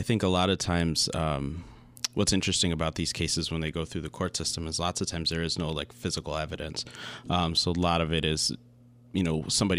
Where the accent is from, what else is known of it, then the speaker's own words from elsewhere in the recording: Lansing, Michigan, United States; also born or lived in Wisconsin; I grew up in Lansing my whole life. I did a little sabbatical and lived in Wisconsin for a little bit of time.